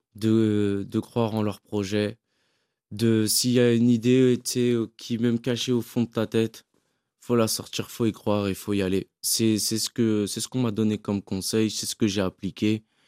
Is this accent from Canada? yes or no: no; French Guiana; je suis guyanais